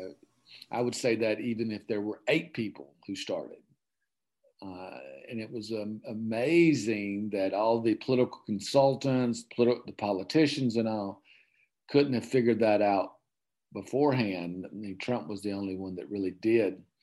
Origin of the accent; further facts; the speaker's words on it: Okefenokee Swamp, southern Georgia, United States; I grew up in the Southern Georgia in the Okefenokee